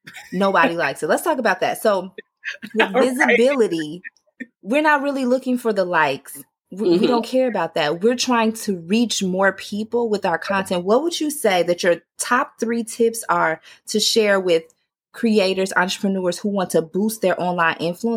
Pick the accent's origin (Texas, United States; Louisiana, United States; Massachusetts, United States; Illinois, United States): Illinois, United States; Chicago; I got slang. I might say gun on one or what you going to do. I'm from Chicago.